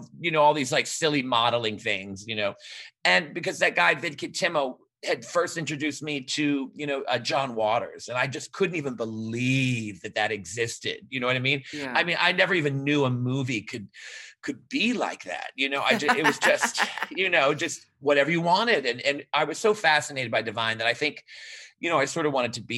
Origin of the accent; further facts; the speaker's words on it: New Orleans, Louisiana, United States; moved away as an adult; also born or lived in New York; now in Fort Lauderdale, United States; I was from New Orleans. Yes, I lived there pretty much my whole life